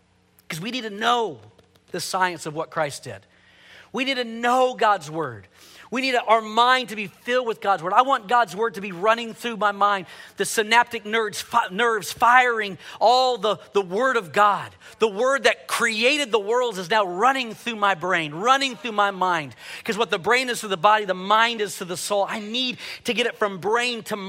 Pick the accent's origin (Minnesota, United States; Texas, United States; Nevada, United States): Texas, United States; Houston; growing up in Houston, I was involved in my first hurricane